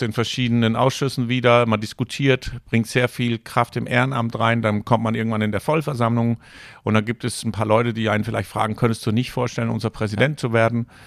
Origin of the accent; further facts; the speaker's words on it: Copenhagen, Capital Region of Denmark, Denmark; German is a second language; moved away as an adult; also born or lived in Danish North Sea coast / Rostock, Germany; now in Germany; als junger Mensch äh, haben meine Eltern entschieden, wir ziehen ja. von Kopenhagen an der Nordsee.